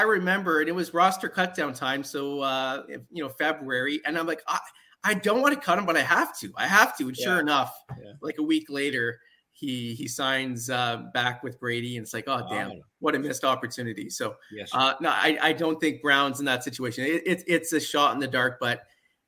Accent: Ottawa Valley, Ontario, Canada; moved away; I guess originally I'm from the Ottawa Valley area, so it'd probably be Ottawa

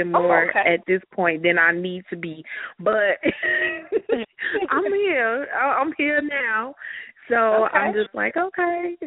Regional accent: Chicago, Illinois, United States; moved away; I'm born and raised in Chicago

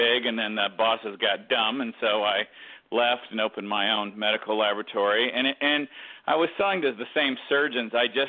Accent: Detroit, Michigan, United States; born there; I mean, I was born in Detroit.

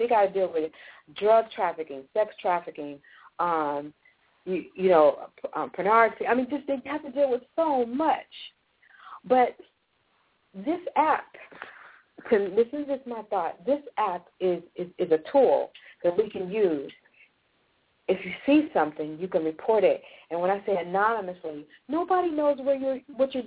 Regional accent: Los Angeles, California, United States; I grew up in Los Angeles, and I lived in the inner city, but I was bused to the valley.

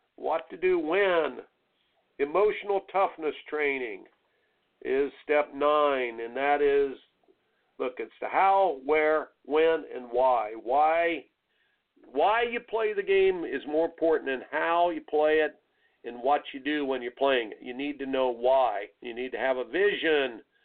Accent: Indiana, United States; growing up in Indiana

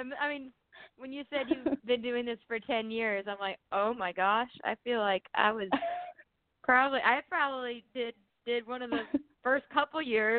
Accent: East Coast, United States; I've always wanted to write like a beach song because I'm from the East Coast.

